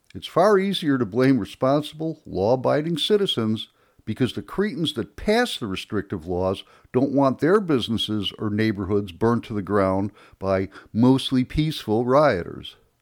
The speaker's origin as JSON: {"language": "English", "town": "Chicago", "region": "Illinois", "country": "United States", "tie": "born or raised there", "moved": "yes", "said": "I was born and raised in Chicago"}